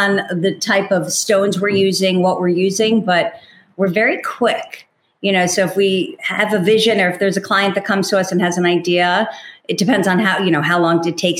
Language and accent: English; New York, United States; I'm a New Yorker.